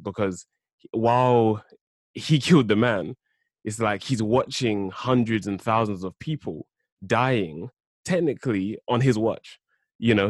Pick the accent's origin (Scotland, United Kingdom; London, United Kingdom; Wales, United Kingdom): London, United Kingdom; born and raised in South London